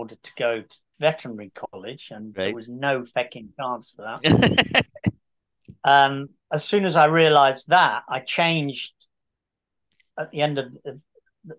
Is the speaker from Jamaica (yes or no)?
no; Coventry, West Midlands, United Kingdom; also born or lived in Kenilworth / Leamington; I'm from Coventry